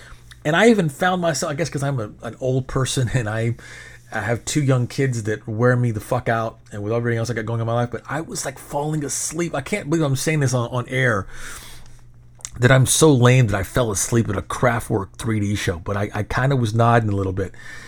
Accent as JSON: {"language": "English", "region": "Minnesota", "country": "United States", "said": "But you don't, hey, we're from Minnesota. And that's obviously where … is from."}